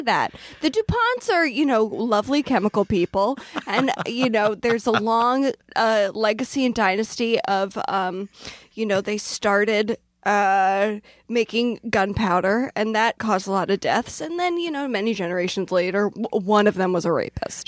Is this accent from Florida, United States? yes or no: no; Newark, Delaware, United States; moved away; I grew up in Delaware